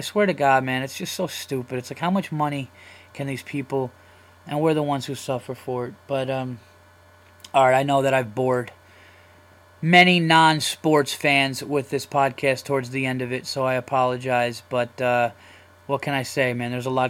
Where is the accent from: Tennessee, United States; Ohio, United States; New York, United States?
New York, United States; I am a comedian from New York.